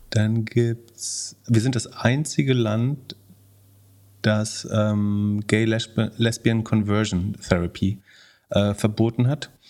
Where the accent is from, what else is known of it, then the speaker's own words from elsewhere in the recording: West Germany, Germany; Das musst du mir erklären als Wessi.